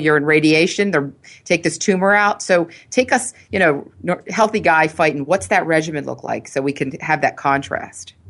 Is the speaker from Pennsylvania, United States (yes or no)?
yes; Philadelphia, Pennsylvania, United States; I grew up in Philly, and I grew up with three brothers